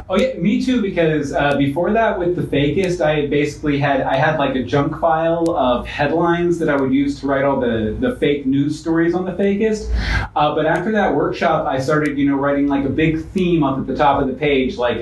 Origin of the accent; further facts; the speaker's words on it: West Virginia, United States; now in Florida, United States; I'm from West Virginia.